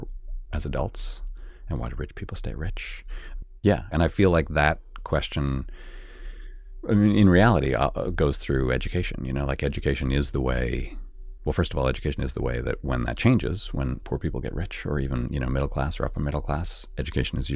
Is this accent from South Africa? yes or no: no; Canada; moved away; I grew up in Canada, where the class system is pretty different than it is here